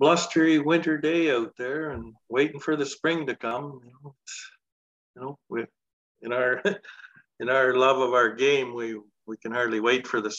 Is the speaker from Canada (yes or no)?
yes; Delisle, Saskatchewan, Canada; I grew up playing golf on the Dusty Nine over here across the tracks. Sand greens, nine hole.